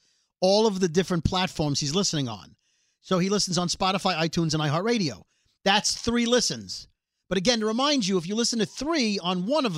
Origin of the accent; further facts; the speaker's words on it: New York City, New York, United States; I am from Brooklyn